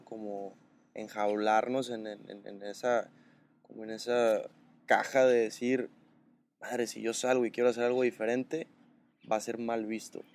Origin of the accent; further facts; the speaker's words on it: Los Mochis, Sinaloa, Mexico; now in Guadalajara, Mexico; tengo 25 años, eh, soy de los Mochis, Sinaloa, vivo en Guadalajara